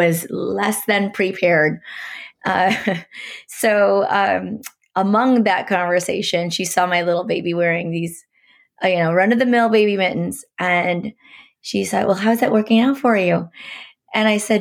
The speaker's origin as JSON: {"language": "English", "town": "Portland", "region": "Oregon", "country": "United States", "said": "because I'm from Portland, I cut my teeth at Nike back in the day"}